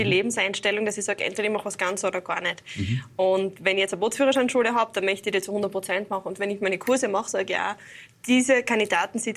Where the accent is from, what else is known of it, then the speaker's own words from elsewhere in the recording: Graz, Styria, Austria; Und ich als Grazerin habe dann doch immer ein bisschen eine Anreise zu den diversen Seen.